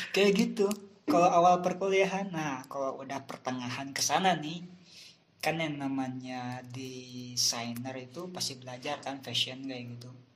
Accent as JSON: {"language": "Indonesian", "town": "Cipanas", "region": "West Java", "country": "Indonesia", "tie": "born or raised there", "moved": "as an adult", "lives_now": "Bandung, Indonesia", "said": "dari umur dari lahir sampai gue 2016 lulus SMK itu gue di daerah gue terus di Cipanas. Nah pas pindah ke Bandung"}